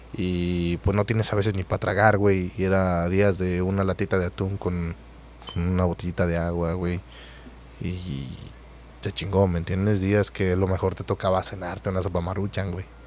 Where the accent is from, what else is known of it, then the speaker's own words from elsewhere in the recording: Oaxaca, Mexico; moved away as an adult; also born or lived in Reynosa, Mexico; now in Mazatlán, Mexico; yo soy de Oaxaca